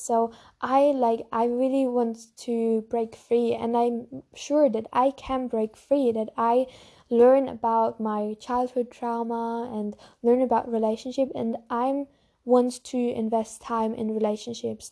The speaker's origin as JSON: {"language": "English", "country": "Germany", "said": "I also have a German YouTube channel because I'm from Germany"}